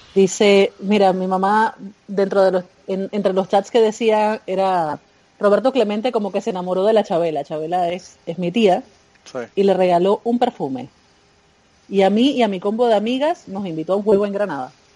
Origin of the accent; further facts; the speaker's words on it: Panama; Cuando regresé a Panamá